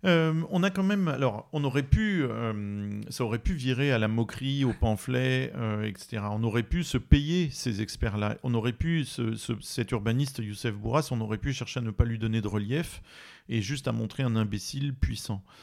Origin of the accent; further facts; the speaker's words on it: France; je suis français de métropole